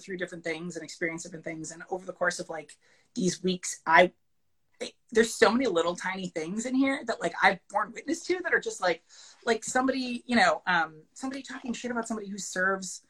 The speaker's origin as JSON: {"language": "English", "town": "Madison", "region": "Connecticut", "country": "United States", "said": "I'm from Madison, Connecticut"}